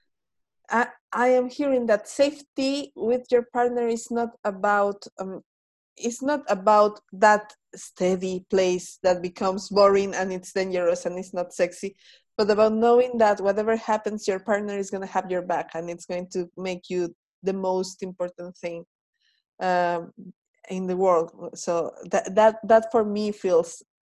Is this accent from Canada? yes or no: no; Mexico; I am Mexican